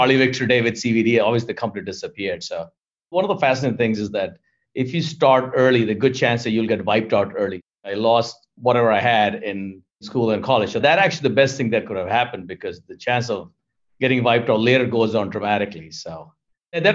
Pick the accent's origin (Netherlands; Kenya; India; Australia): India; moved away as an adult; also born or lived in New York, United States; now in Fort Lauderdale, United States; I'm originally from India and then lived in New York for 20 years and then decided to move to Florida back again a decade ago